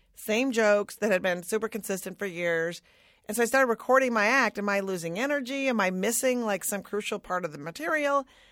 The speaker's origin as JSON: {"language": "English", "region": "Minnesota", "country": "United States", "said": "I'm from Minnesota."}